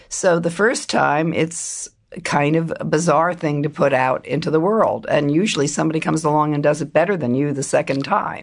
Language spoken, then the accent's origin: English; Silver Spring, Maryland, United States; moved away as an adult; also born or lived in Fairfax County, Virginia / Philadelphia; I grew up first in, um, Fairfax County, Virginia, and then Silver Spring, Maryland